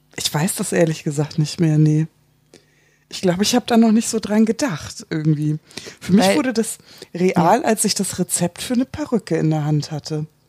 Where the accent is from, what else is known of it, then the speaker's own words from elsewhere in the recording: Hamburg, Germany; ich komme aus Hamburg